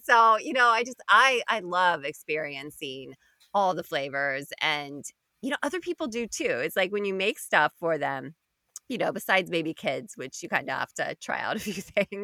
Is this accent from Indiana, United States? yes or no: yes; Indiana, United States; I grew up in Indiana